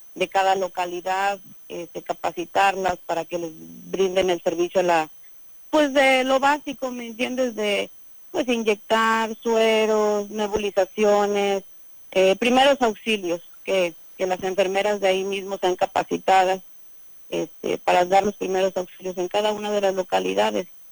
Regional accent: Aquismón, San Luis Potosí, Mexico

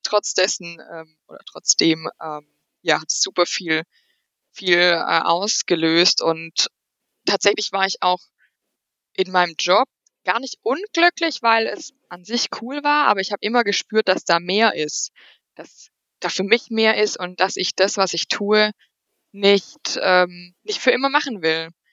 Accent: near Aschaffenburg, Bavaria, Germany; ich komme hier aus der Nähe von Aschaffenburg

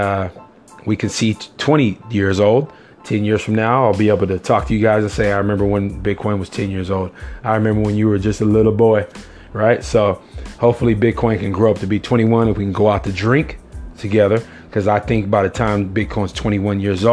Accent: California, United States; I am a Californian

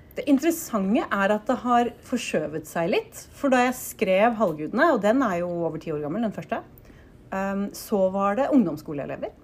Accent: Oslo, Norway; jeg vokste opp eh, på Nordstrand i Oslo

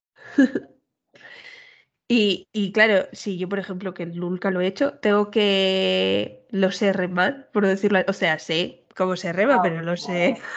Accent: Castile, Spain; yo que soy de Castilla pura

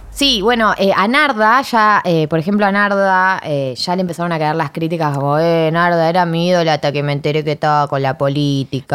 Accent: Chile; mi país, en Chile

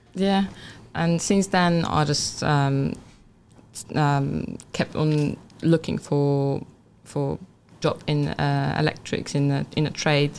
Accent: Poland; English is a second language; moved away as an adult; also born or lived in England; now in United Kingdom; my hometown, yeah. uh, from Poland

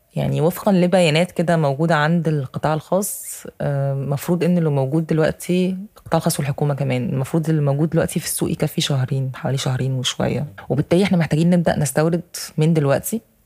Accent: Egypt

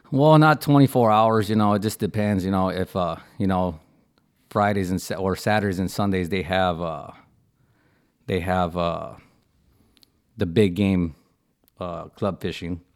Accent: Port Isabel, Texas, United States; I'm from Port Isabel. Uh, you know, uh, born and raised

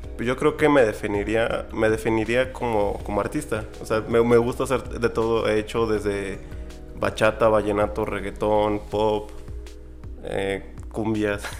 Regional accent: San Luis Potosí, Mexico; Yo soy de San Luis Potosí

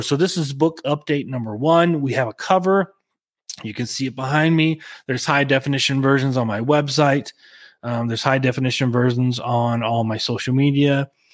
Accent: Oklahoma, United States; Small town, the alcohol laws. here in Oklahoma

